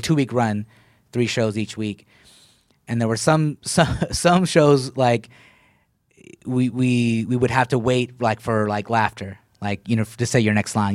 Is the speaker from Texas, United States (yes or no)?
yes; Killeen, Texas, United States; also born or lived in Sacramento / Waco / Dallas / Austin; That's where I grew up at.